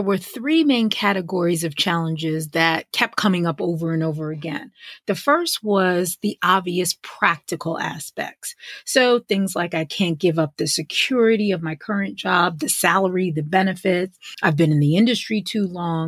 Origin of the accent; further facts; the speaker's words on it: White Plains, New York, United States; moved away as an adult; now in Atlanta, United States; growing up in White Plains, New York